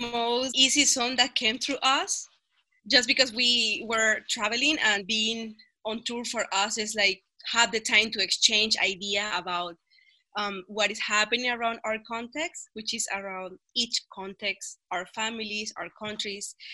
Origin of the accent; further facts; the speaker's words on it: Barquisimeto, Lara, Venezuela; English is a second language; moved away as an adult; also born or lived in Newmarket, Ontario, Canada; now in Ontario, Canada; I'm from Venezuela, Barquisimeto specifically, but actually right now I am in Canada, Newmanville, Ontario.